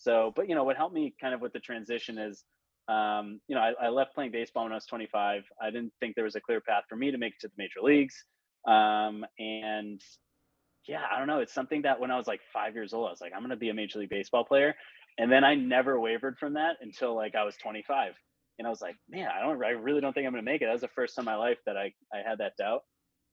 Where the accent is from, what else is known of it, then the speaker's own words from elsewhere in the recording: Boston, Massachusetts, United States; I'm from the Boston area. I live just north of Boston